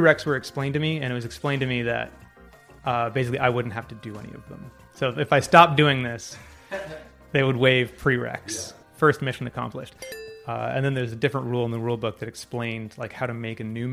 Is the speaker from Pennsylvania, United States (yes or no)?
no; Laguna Beach, California, United States; I grew up in Laguna Beach